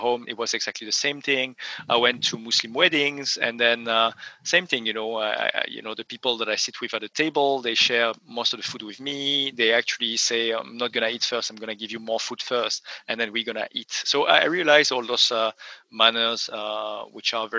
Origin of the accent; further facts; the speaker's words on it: France; moved away; I come from France originally